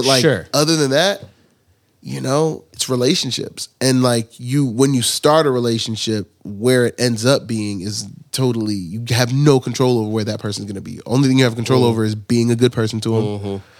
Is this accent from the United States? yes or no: no; Nigeria; I've always like tell people like I'm Nigerian.